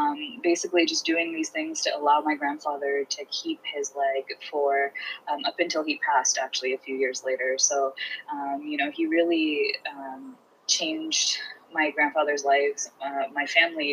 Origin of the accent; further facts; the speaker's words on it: Houston, Texas, United States; also born or lived in India; I'm from Houston, Texas